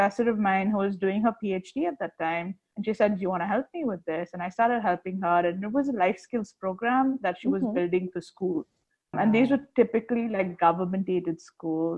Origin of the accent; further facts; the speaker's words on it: Chennai, Tamil Nadu, India; also born or lived in Nottingham, United Kingdom; I'm from Chennai